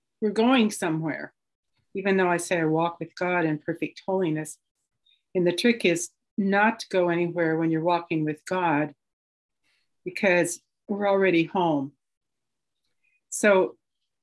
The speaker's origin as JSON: {"language": "English", "town": "Portland", "region": "Oregon", "country": "United States", "said": "I'm from Portland, Oregon"}